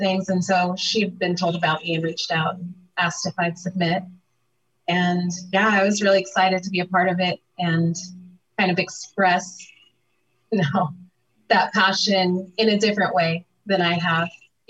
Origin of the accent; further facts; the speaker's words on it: Bountiful, Utah, United States; born there; I was born in Utah, I was born in Bountiful, and have that, you know, Mormon heritage